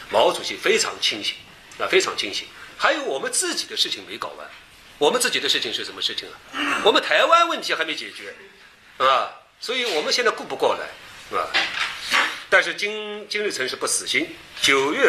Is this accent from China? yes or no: yes; China; 我们中国人